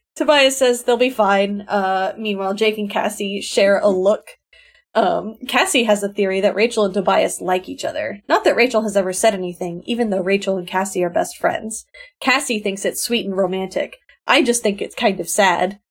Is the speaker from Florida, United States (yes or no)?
yes; South Florida, United States; I grew up in South Florida